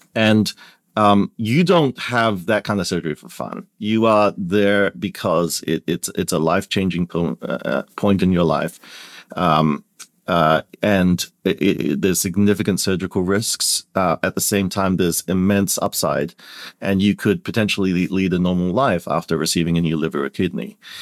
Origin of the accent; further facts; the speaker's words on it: Perth, Western Australia, Australia; moved away as an adult; also born or lived in Kuala Lumpur, Malaysia; now in United States; my family immigrated out very early when I was, uh, less than two years old, um, to Perth, Western Australia. And I grew up there